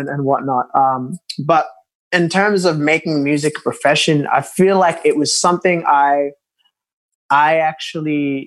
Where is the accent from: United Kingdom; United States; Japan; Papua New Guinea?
Papua New Guinea; now in Sydney, Australia; I'm originally from Papua New Guinea. So growing up, being a Melanesian